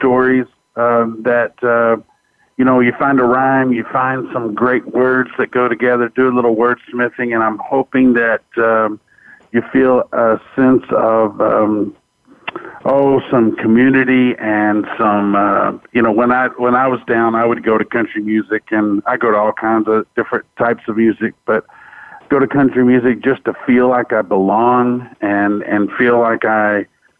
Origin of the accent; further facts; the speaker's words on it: Fort Worth, Texas, United States; born and raised in Fort Worth, Texas